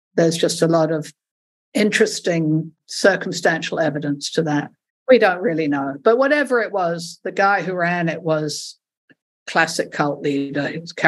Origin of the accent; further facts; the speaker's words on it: South Africa; because I'm originally South African and my family, my father was South African, and my father and sister were working for the ANC.